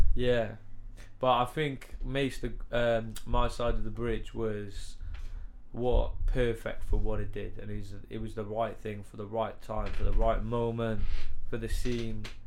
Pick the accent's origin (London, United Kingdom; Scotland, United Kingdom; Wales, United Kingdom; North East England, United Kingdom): Wales, United Kingdom; Cardiff; accent: Cardiff; I'm from Car- like from Cardiff and that's how we like speak round here